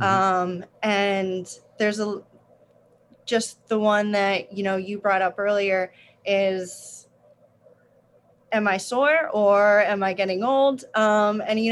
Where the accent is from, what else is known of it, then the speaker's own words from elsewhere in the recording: New Jersey, United States; now in Charlotte, United States; I'm originally from New Jersey, small town, right on the border of New Jersey and Pennsylvania. And growing up, I played a lot of sports